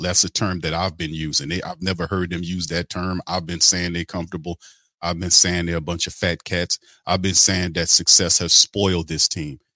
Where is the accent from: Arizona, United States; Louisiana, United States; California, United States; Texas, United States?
Louisiana, United States; New Orleans; I'm from New Orleans